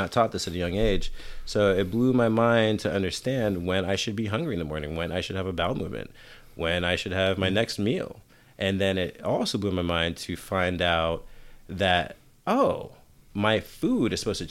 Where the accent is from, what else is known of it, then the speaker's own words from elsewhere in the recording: New York City, New York, United States; moved away; also born or lived in Pennsylvania / Oakland, California; I'm from New York